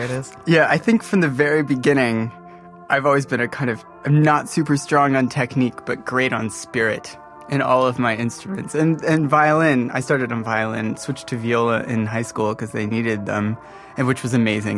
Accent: Modesto, California, United States; moved away as an adult; also born or lived in Grand Rapids, Michigan / Rockford, Illinois; I spent about eight or nine years in Modesto, California. Did the bulk of my growing up there

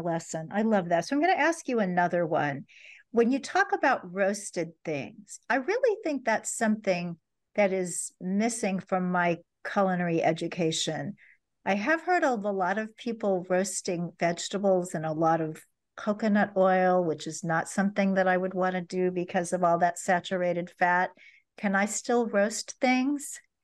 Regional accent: Kansas City, Missouri, United States; my hometown of Kansas City, Missouri

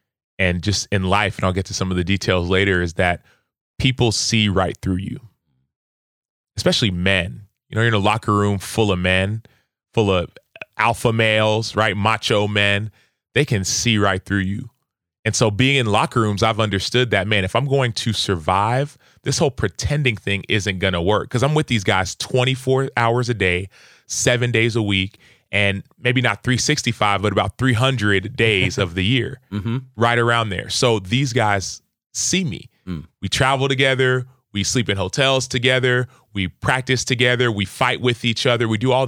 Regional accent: Dallas, Texas, United States; So I'm first generation. So I grew up in Dallas, Texas, in a Nigerian household. We ate Nigerian food. We spoke Igbo and English.

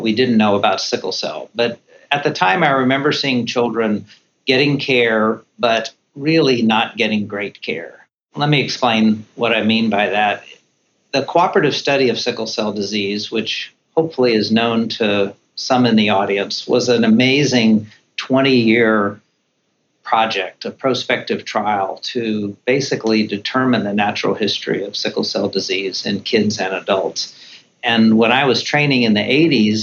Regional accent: Central Florida, United States; moved away as an adult; also born or lived in South Carolina / North Carolina; I grew up in Central Florida

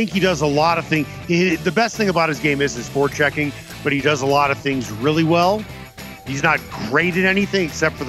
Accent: Chicago, Illinois, United States; I'm from Chicago

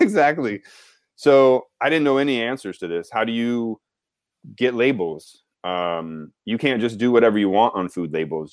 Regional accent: Southeast Texas, United States; moved away as an adult; also born or lived in Baton Rouge, Louisiana; now in New York, United States; I grew up in Southeast Texas.

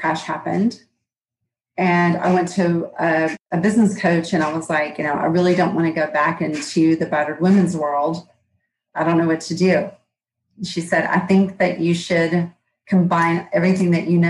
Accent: Georgia, United States; accent: Southern; I'm in Georgia. You can probably tell from my accent

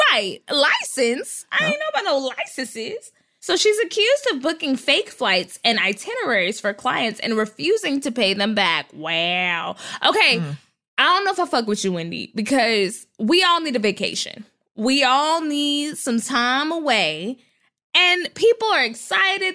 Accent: North Texas, United States; I was a kid, because I'm from Texas and North Texas, there were a lot of Mormons.

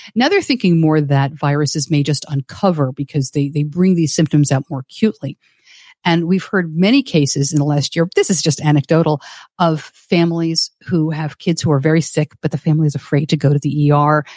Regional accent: New York, United States; I grew up just outside of New York City

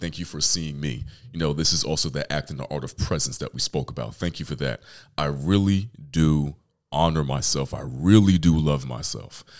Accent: New York City, New York, United States; I'm from Brooklyn, New York

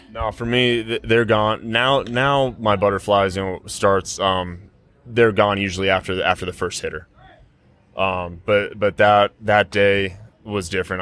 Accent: Denver, Colorado, United States; drafted by my hometown team in the first round with their first pick, come through their system in somewhat of a quick fashion and get to do the things that I've been able to do being from this city that I grew up

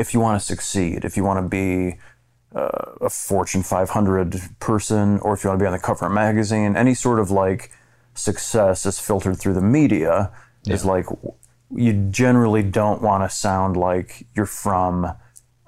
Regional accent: central Illinois, United States; I grew up in central Illinois

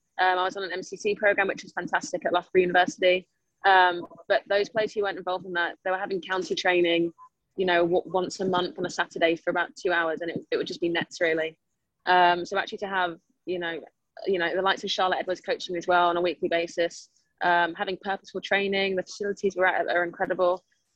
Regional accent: Spain; also born or lived in United States; Yeah, so I grew up in Spain and the US, so I had never heard of cricket.

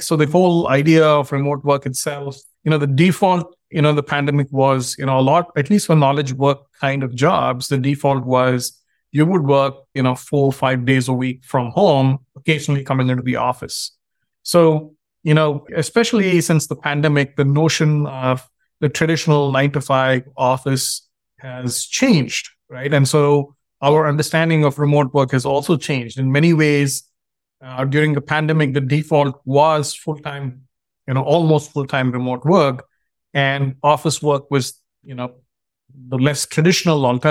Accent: India; now in United States; I grew up in India, and when I moved to the US

